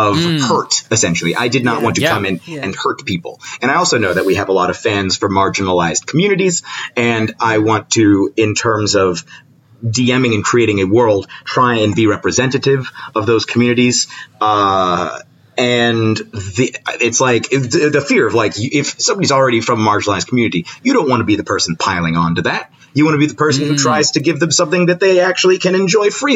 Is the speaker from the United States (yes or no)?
yes; United States; I may be a Black American, but I'm still an American culturally.